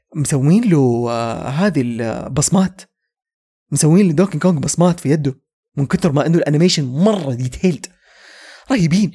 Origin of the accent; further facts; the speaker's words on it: Saudi Arabia; عندنا في السعوديه